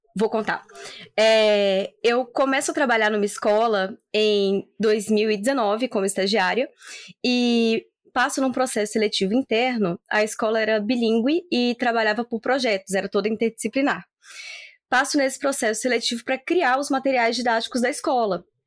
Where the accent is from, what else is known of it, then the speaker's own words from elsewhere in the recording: Espírito Santo, Brazil; now in Campinas, Brazil; eu sou capixaba